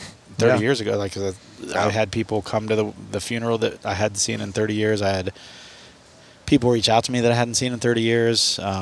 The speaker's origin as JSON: {"language": "English", "country": "United States", "tie": "born or raised there", "moved": "yes", "said": "someone else had tagged me in a post from my hometown"}